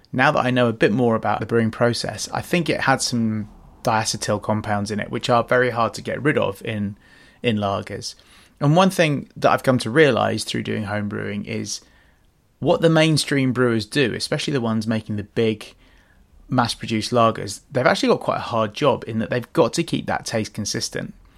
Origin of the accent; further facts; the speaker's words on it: London, United Kingdom; also born or lived in Australia; Growing up in West London, Ealing, Fuller's was our local brewery